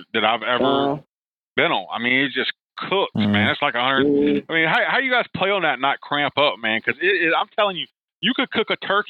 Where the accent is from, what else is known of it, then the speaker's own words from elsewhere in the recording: South Carolina, United States; also born or lived in Daytona Beach, Florida; now in Pennsylvania, United States; I'm from South Carolina, then I went to Florida. I was in Daytona Beach.